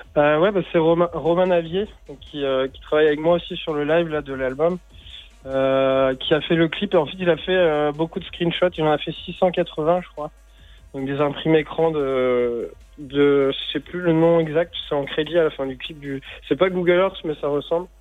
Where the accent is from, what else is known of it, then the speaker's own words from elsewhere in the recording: Morlaix, Brittany, France; Nord Finistère même, de là où j'ai grandi, vers Morlaix